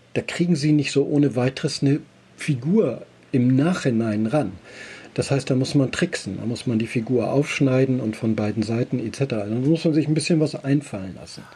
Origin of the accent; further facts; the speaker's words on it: Elsfleth, Lower Saxony, Germany; in meiner Heimatstadt Elsfleth